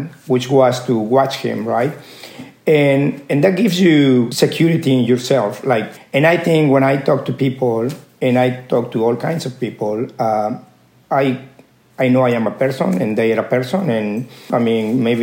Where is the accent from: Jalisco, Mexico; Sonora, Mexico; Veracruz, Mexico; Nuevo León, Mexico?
Veracruz, Mexico; Córdoba; moved away; I was born in Mexico, in Cordoba, Veracruz.